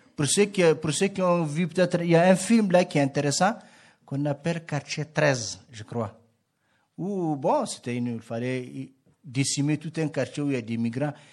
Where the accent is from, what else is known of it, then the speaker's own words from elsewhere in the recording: Niger; je viens du, du Niger